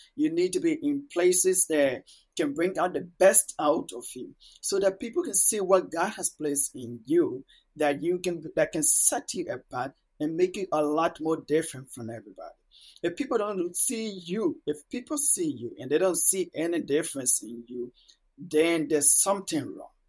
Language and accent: English; Monrovia, Montserrado, Liberia; first language Mano; English is a second language; also born or lived in a village in Liberia; So at about six to seven years, I have to move to the capital, Monrovia, to stay with my older siblings.